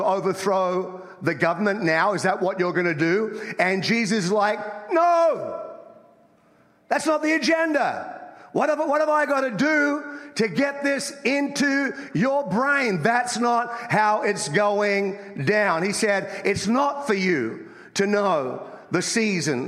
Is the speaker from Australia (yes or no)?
yes; Australia; moved away as an adult; now in United States; I grew up in Australia, as you can tell by my accent